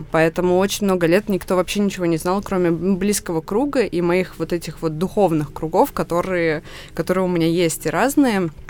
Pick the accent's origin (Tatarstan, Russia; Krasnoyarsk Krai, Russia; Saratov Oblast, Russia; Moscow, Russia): Krasnoyarsk Krai, Russia; Krasnoyarsk; moved away; мы ехали из Красноярска, откуда все мы родом